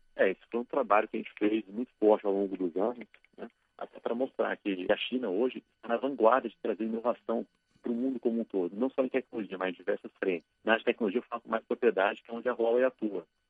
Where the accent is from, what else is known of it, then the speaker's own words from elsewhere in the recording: Brasília, Federal District, Brazil; moved away as an adult; now in São Paulo, Brazil; eu comecei a minha carreira na cidade de Brasília, que é a minha cidade natal